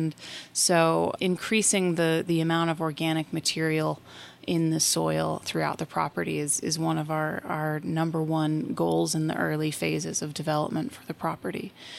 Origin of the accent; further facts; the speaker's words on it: Taos, New Mexico, United States; I did, born and raised.